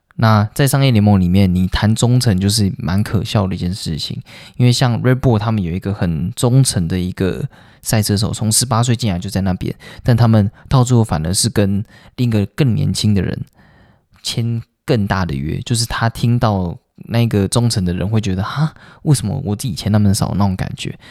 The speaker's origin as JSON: {"language": "Chinese", "country": "Taiwan", "said": "我们台湾人"}